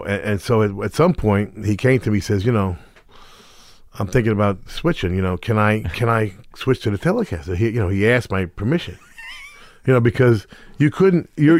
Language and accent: English; Middletown, New Jersey, United States; Middletown. But it was whatever it was, 20 minutes from the ocean.